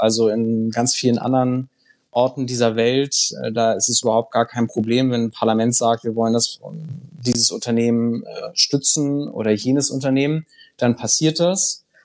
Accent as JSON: {"language": "German", "town": "Bad Bramstedt", "region": "Schleswig-Holstein", "country": "Germany", "tie": "born or raised there", "also_born_or_lived": "Brussels", "said": "diese Heimatstadt, meine Heimatstadt, ist das ein Tourismusort?"}